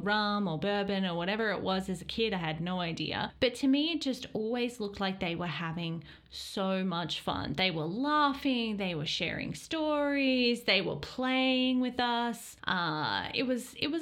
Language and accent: English; Australia; growing up in Australia and being Australian